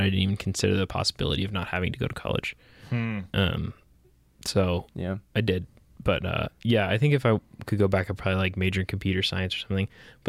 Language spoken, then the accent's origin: English; New Jersey, United States; moved away as an adult; now in Savannah, United States; I grew up in Jersey